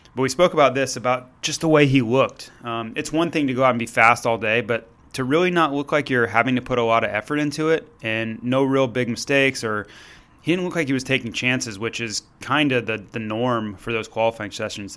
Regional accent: Florida, United States; I'm from Florida

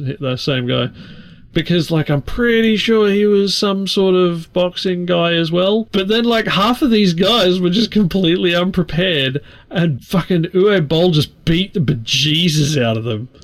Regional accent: Australia; I'm an Australian

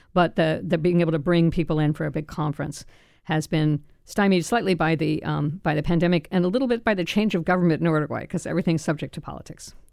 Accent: Florida, United States; also born or lived in France; I'd grown up in Florida and never taken Spanish, I was born in France

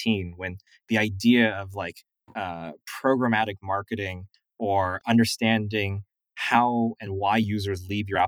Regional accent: San Diego, California, United States; I was growing up in San Diego

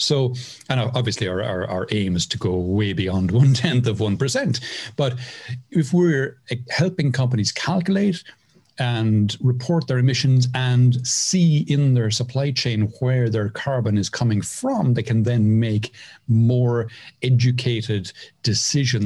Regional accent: Cork, Munster, Ireland; moved away as an adult; now in Mairena del Aljarafe, Spain; I'm from Cork in Ireland. I moved to Spain in 2008

